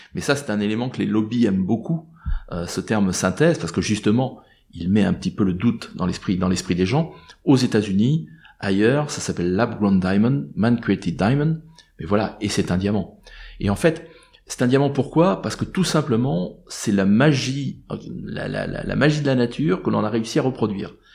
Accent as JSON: {"language": "French", "country": "France", "said": "je suis français"}